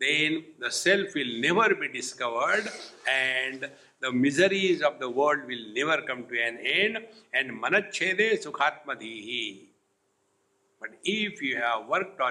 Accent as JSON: {"language": "English", "country": "India", "said": "being Indian"}